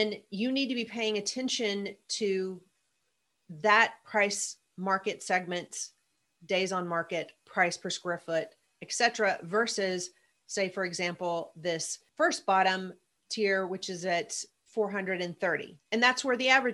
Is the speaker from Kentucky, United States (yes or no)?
yes; Mayfield, Kentucky, United States; my hometown where I grew up, Mayfield, Kentucky